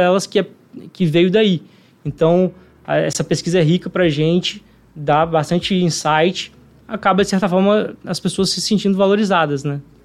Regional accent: Vitória, Espírito Santo, Brazil; então sou capixaba, né? Nasci aqui em Vitória.

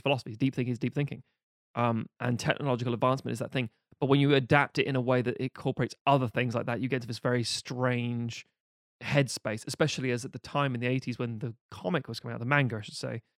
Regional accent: United Kingdom; a British person

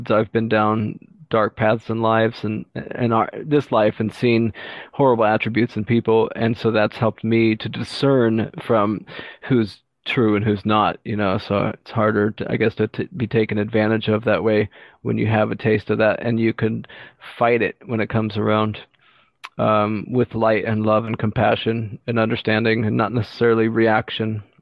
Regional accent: Texas, United States; I grew up in Texas and a few other places, so I was uh, thrown into the real world growing up real quick

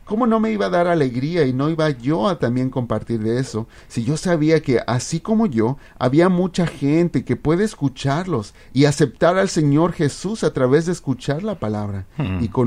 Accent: Guatemala; now in United States; Después con el tiempo me vine de Guatemala a los Estados Unidos, ya hace como 30 años.

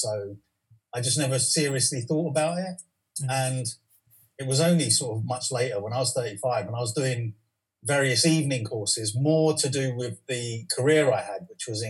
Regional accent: London, United Kingdom; West London, I think, is great because that's where I've been my whole life

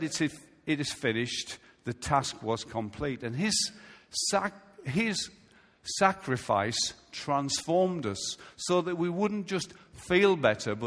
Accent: United Kingdom; I'm a British citizen

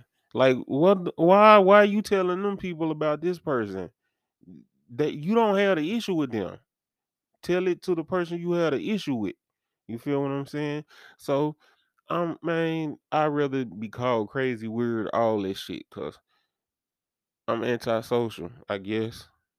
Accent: Dyersburg, Tennessee, United States; It's like I come from Dyersburg, so there's much of a faster pace for me.

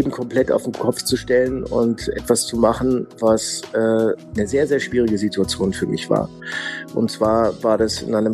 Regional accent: Ticino, Switzerland; ich komme eigentlich äh, aus, aus dem Tessin, aus der italienischen Schweiz.

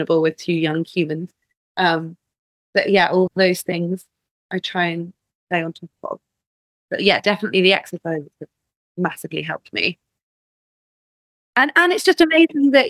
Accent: Glastonbury, South West England, United Kingdom; growing up in Glastonbury

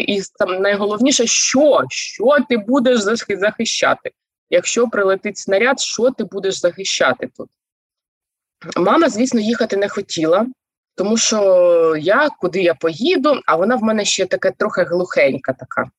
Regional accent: Zaporizhzhia, Zaporizhzhia Oblast, Ukraine; moved away; also born or lived in Kharkiv; Я народилася та вирісла в Запоріжжі.

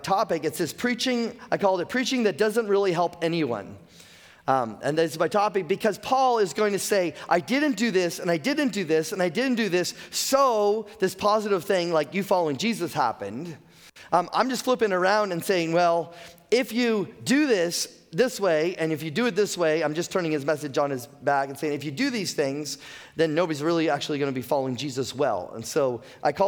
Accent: the Maritimes, Canada; I'm a Maritimer. I've been born and raised in the Maritimes.

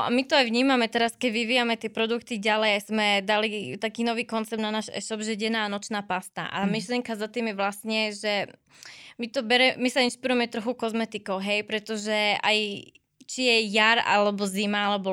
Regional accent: Slovakia; pretože sme Slováci, máme výborné produkty, máme byť na čo hrdí

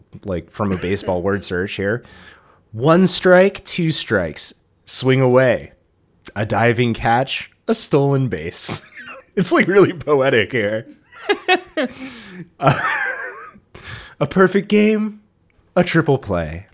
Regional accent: Red Sox country, New England, United States; I grew up in Red Sox country

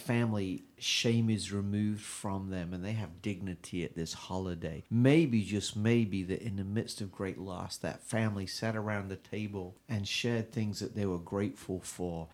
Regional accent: England, United Kingdom; now in United States; I'm from England

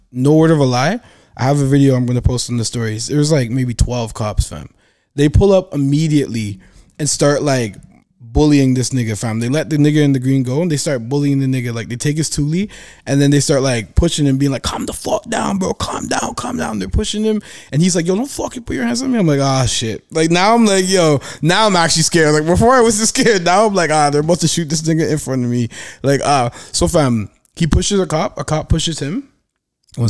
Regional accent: Toronto, Ontario, Canada; I'm from Toronto.

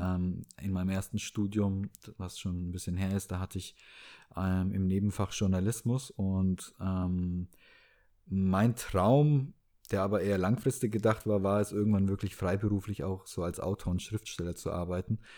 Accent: Southern Germany, Germany; moved away as an adult; also born or lived in Hamburg / Baltic Sea coast; ich bin auf dem Land groß geworden, nicht am Meer, aber ähm, eher im Süden Deutschlands

